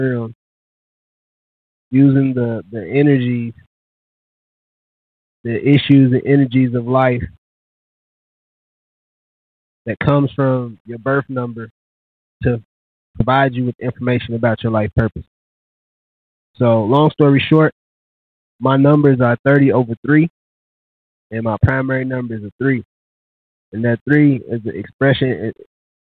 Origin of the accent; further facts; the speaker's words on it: Louisville, Kentucky, United States; moved away as an adult; now in Dallas, United States; I am from the same city and state